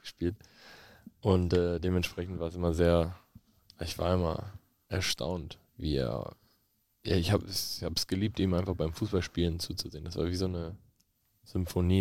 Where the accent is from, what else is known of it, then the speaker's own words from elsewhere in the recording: Bochum, North Rhine-Westphalia, Germany; also born or lived in Witten; ich bin Bochumer Junge